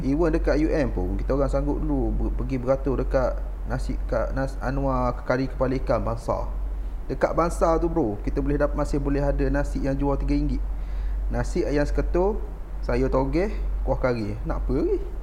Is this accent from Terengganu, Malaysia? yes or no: yes; Terengganu, Malaysia; moved away as an adult; now in Changlun, Malaysia; Saya asal daripada dari Terengganu.